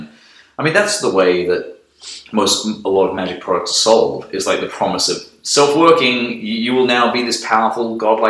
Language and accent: English; Melbourne, Victoria, Australia; I grew up in Melbourne, Australia.